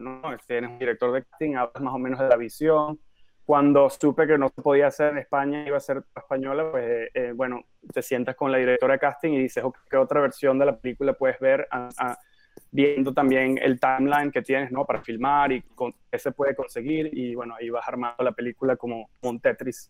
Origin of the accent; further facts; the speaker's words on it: Caracas, Capital District, Venezuela; now in New York, United States; nací en Caracas, Venezuela